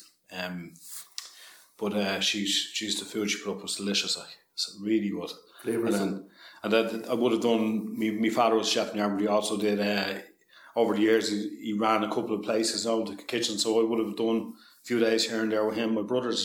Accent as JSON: {"language": "English", "town": "Balbriggan", "region": "Leinster", "country": "Ireland", "tie": "born or raised there", "said": "I'm from Balbriggan originally"}